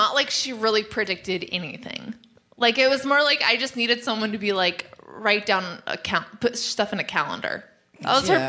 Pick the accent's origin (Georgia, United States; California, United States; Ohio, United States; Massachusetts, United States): California, United States; Southern; I'm from Southern California, and everyone in California thinks I'm from here.